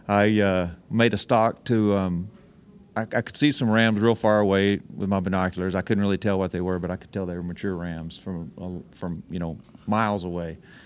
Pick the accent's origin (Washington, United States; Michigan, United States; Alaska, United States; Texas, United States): Alaska, United States; I killed that ram 2 years ago in my home state of Alaska.